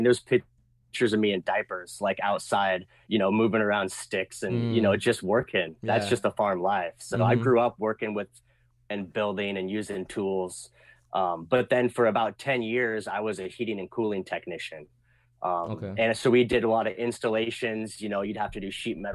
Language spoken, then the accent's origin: English; a small town outside Portland, Oregon, United States; moved away; I grew up in Oregon, a small town outside Portland